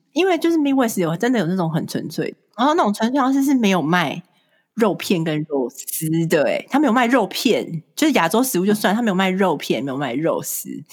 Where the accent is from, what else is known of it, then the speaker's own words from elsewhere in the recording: Taiwan; moved away as an adult; also born or lived in California; now in Chicago, United States; 我是从小在台湾长大的，就是土生土长，一直到大学毕业才来